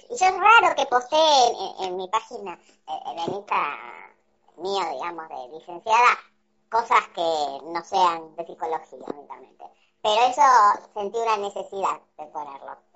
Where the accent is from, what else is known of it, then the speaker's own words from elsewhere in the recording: Argentina; now in Valencia, Spain; orgullosa egresada de la UBA. Digamos. La verdad, creo, creo que es una de las cosas que más orgullo me da de Argentina.